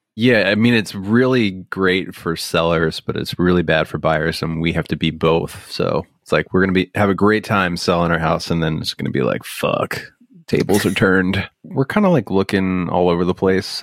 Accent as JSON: {"language": "English", "area": "Bucks County", "region": "Pennsylvania", "country": "United States", "tie": "born or raised there", "moved": "yes", "said": "Growing up here was weird"}